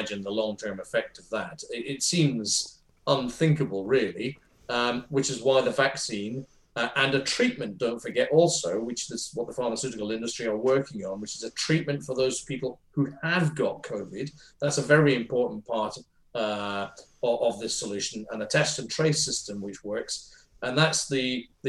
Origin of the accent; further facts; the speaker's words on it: Edinburgh, Scotland, United Kingdom; she would have been my MP for where I grew up in Edinburgh